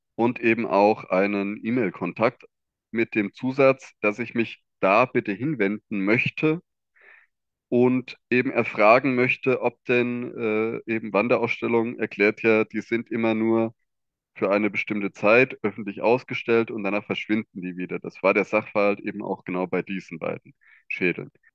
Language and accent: German; Hesse, Germany; ich komme aus dem Bundesland Hessen